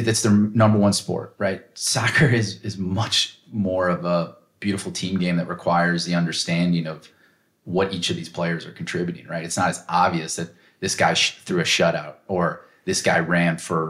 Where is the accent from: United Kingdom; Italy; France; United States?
United States; I'm an American